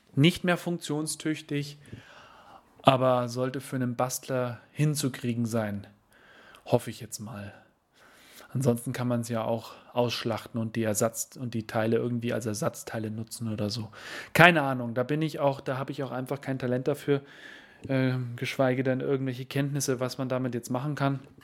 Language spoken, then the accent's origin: German; Berchtesgadener Land, Bavaria, Germany; bin ich hier in, äh, in meiner Heimat unterwegs